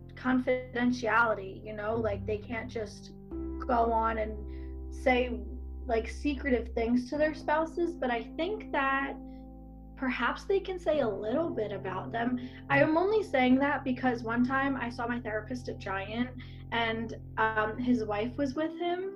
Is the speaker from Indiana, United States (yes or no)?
no; Bucks County, Pennsylvania, United States; moved away as an adult; now in Lancaster, United States; I grew up in Bucks County, but now I live in Lancaster